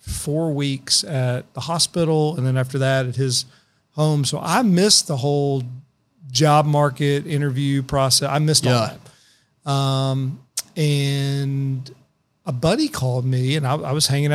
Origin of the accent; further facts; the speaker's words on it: Paris, Texas, United States; also born or lived in Mount Vernon, Texas; I'm from a little town in Northeast Texas called Paris